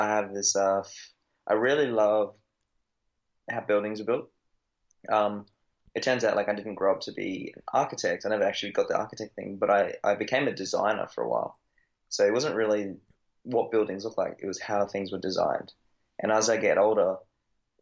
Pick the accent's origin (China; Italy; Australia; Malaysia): Australia; I'm Australian, if anyone can pick up on that.